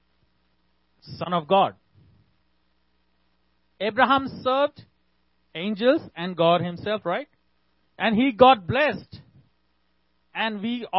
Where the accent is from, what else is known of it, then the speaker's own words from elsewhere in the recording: India; I'm from India.